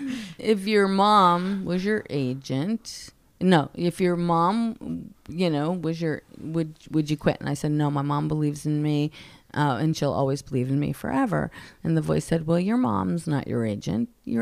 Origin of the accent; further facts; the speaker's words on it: Oceanside, California, United States; Well, you know, my hometown is Oceanside. So I had a lot of family down there and friends in that audience who knew me